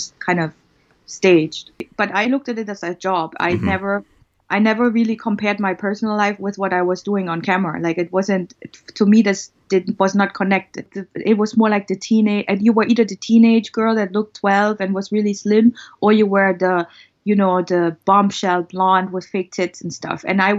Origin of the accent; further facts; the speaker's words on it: East Germany, Germany; I was born in East Germany. That's the former communist part of Germany. And when I was born, Germany was still divided. And I experienced the wall falling at age 10.